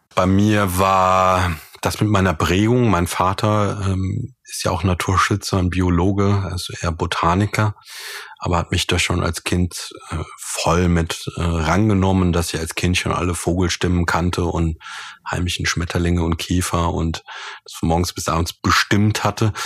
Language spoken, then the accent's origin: German; Germany; hier bei uns in Deutschland